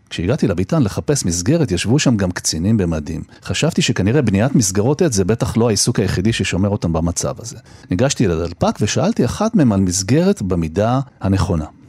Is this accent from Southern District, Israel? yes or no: no; Jerusalem, Jerusalem District, Israel; moved away; גם נולדתי בירושלים, ילדות קצת, חטיבת ביניים, חזרתי אחר כך, חזרתי שוב, ואני כל הזמן שם